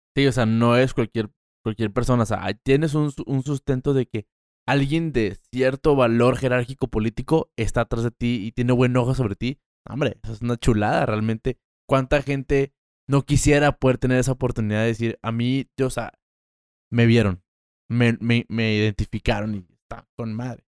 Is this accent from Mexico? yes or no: yes; Mexico; soy de aquí. Qué padre decir, yo soy de esta tierra